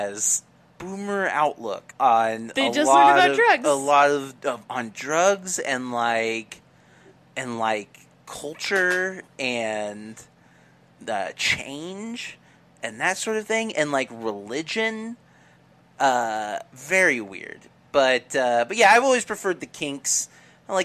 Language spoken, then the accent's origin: English; Midwest, United States; I grew up in the Midwest